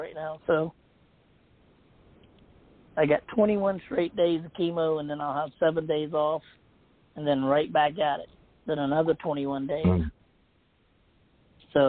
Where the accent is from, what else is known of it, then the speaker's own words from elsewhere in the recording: Charleston, United States; right here in my hometown